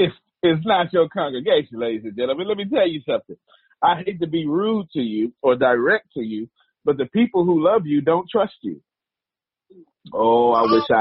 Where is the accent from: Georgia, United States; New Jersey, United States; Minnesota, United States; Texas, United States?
Texas, United States; I'm from Texas